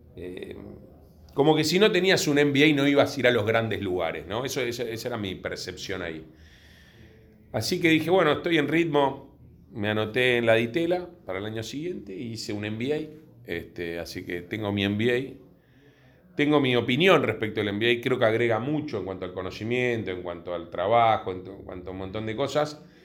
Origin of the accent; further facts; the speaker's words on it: Buenos Aires, Argentina; sí sé que soy de Villurquiza de toda la vida. Eh, la familia de mi padre de, de Villurquiza, así que desde que tengo uso de razón viví ahí